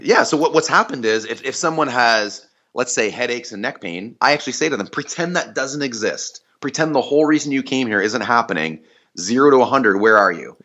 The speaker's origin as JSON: {"language": "English", "country": "Canada", "said": "I'm Canadian"}